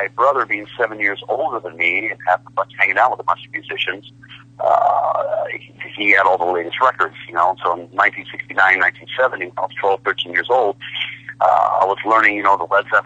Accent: San Francisco Bay Area, California, United States; my hometown here in the San Francisco Bay Area

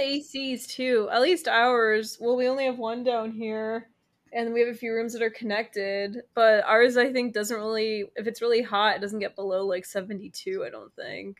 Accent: United States; I'm American is because my family left Ukraine

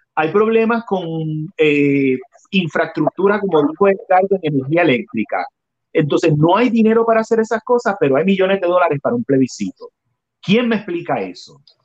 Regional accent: Puerto Rico

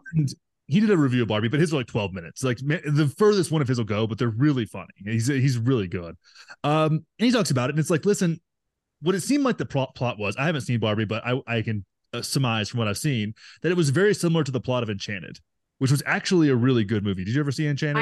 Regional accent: Graham, Texas, United States; moved away as an adult; also born or lived in Los Angeles; my hometown of nine thousand people in Texas, in Graham, Texas, little oil and cattle town

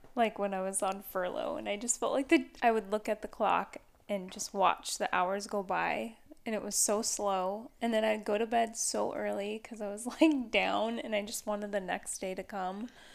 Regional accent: Battle Ground, Washington, United States; moved away; I haven't even been back to my hometown where I grew up in Washington

